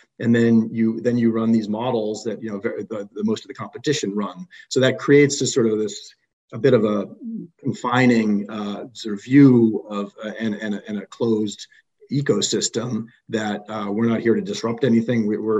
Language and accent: English; Boston, Massachusetts, United States; My parents were from New York City, and I just never had it for whatever reason, but I did grow up here.